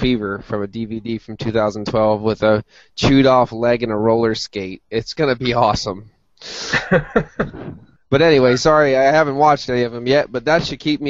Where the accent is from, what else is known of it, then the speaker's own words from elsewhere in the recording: Berwick, Pennsylvania, United States; A little note, my hometown, Berwick, was a big WWF town.